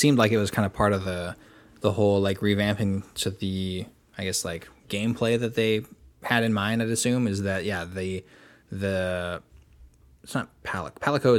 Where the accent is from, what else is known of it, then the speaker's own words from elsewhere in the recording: New York, United States; but I'm from New York